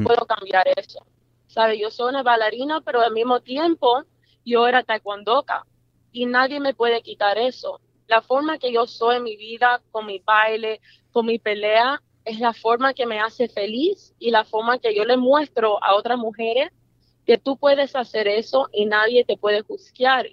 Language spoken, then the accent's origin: Spanish; Miami, Florida, United States; yo nací en Miami